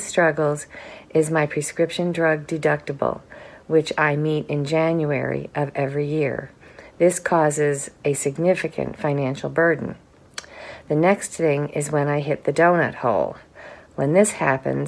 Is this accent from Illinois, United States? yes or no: yes; Wheeling, Illinois, United States; I'm from Wheeling, Illinois, just outside of Chicago